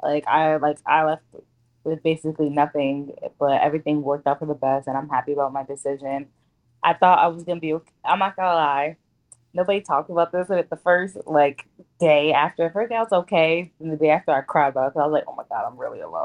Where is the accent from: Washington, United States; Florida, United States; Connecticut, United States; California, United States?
Connecticut, United States; Bridgeport; moved away as an adult; also born or lived in West Haven, Connecticut; now in Baltimore, United States; I'm originally from Bridgeport, Connecticut, but at the time I was living in West Haven before I moved out